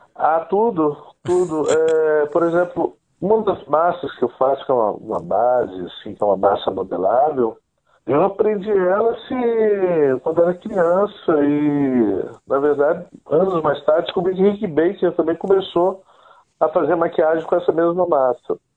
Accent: Guarapari, Espírito Santo, Brazil; Eu sou capixaba, sou aqui do Espírito Santo, de uma cidade chamada Guarapari. Cresci aqui numa aldeia de pescadores chamada Perocão

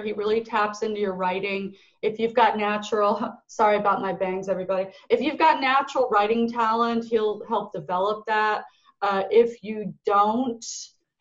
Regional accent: Florida, United States; moved away as an adult; also born or lived in Northern England; now in Los Angeles, United States; I grew up in Florida

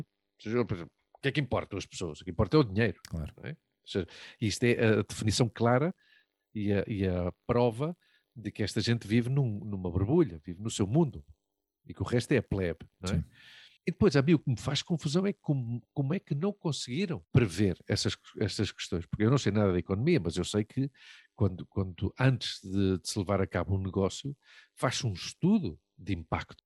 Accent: Portugal; now in Spain; sou português, mas venho de Espanha

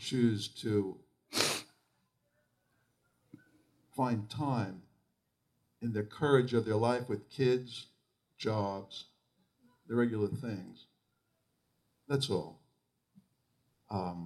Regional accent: New York and Long Island, United States; I grew up in New York and Long Island

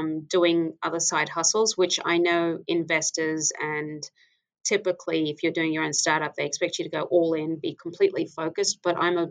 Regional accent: Papua New Guinea; moved away; my home country, which is Papua New Guinea

